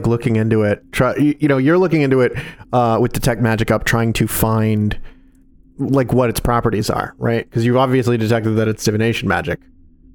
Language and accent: English; Virginia, United States; Virginia, my home state.